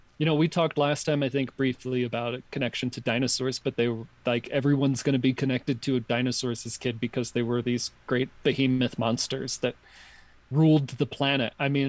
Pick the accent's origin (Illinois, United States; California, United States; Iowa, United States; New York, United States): New York, United States; where I grew up in New York